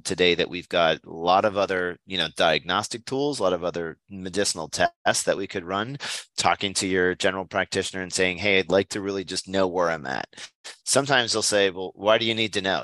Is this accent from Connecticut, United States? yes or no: no; near Hershey, Pennsylvania, United States; moved away as an adult; also born or lived in Southern California; I come from Pennsylvania, uh, Hershey, Pennsylvania, in fact, is right next door to my hometown